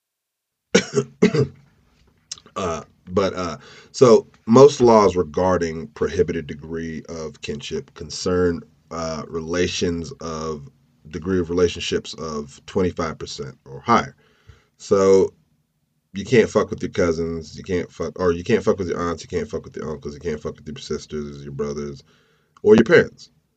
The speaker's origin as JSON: {"language": "English", "town": "Clayton", "region": "North Carolina", "country": "United States", "tie": "born or raised there", "said": "my hometown of Clayton"}